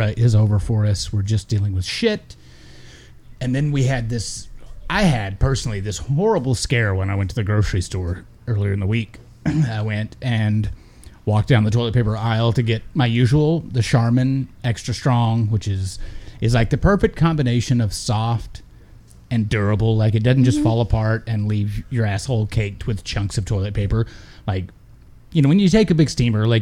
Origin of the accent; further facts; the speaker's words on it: Texas, United States; growing up in Texas